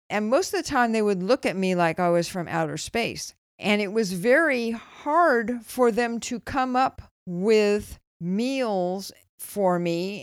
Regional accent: Los Angeles, California, United States; moved away as an adult; also born or lived in Berkeley; now in Bay Area, United States; I grew up in Los Angeles. I moved to Berkeley to go to college, and except for a couple of years back in L A, which I would prefer to forget, never really left the Bay Area again

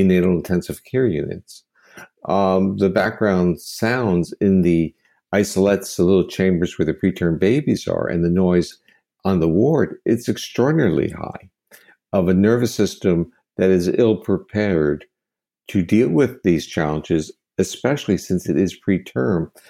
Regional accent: United States; as an American

